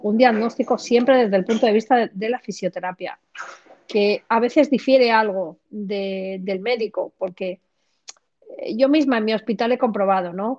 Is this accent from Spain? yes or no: yes; Granada, Andalusia, Spain; now in Madrid, Spain; nací en Granada, en el sur de España, pero trabajo y vivo en Madrid.